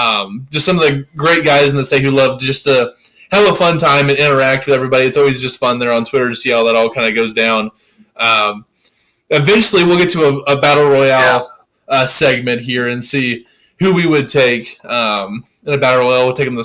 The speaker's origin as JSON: {"language": "English", "town": "Graham", "region": "Missouri", "country": "United States", "tie": "born or raised there", "moved": "yes", "said": "my hometown of Graham"}